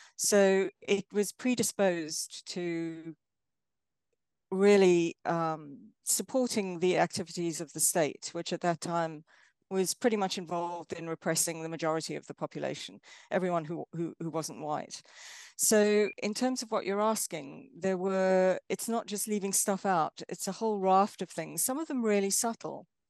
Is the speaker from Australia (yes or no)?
no; South Africa; moved away as an adult; now in Exeter, United Kingdom; I'm from South Africa. Um, I grew up during apartheid era South Africa